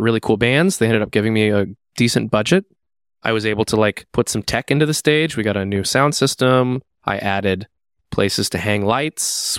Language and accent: English; Seattle, Washington, United States; now in Twin Cities, United States; I'm from Seattle.